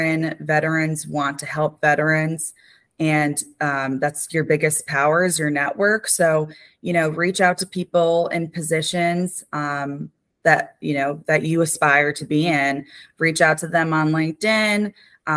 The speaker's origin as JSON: {"language": "English", "region": "New Jersey", "country": "United States", "tie": "born or raised there", "said": "I lived 30 minutes from West Point. I'm from New Jersey"}